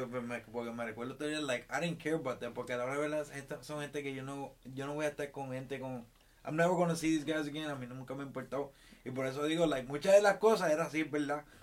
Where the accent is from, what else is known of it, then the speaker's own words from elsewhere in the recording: Puerto Rico; no, yo soy boricua